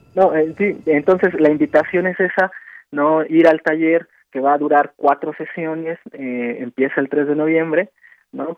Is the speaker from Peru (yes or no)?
no; Mexico; Como mexicanos